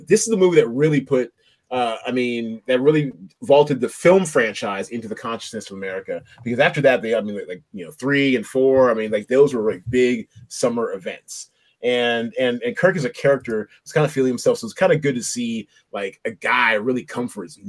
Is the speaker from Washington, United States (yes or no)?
yes; Seattle, Washington, United States; also born or lived in New York; I was born in New York, but we defected to Seattle, you know, when I was like 3 and a half. So my first memories of anything were the day we got to Seattle. So I grew up in Seattle. I claimed Seattle.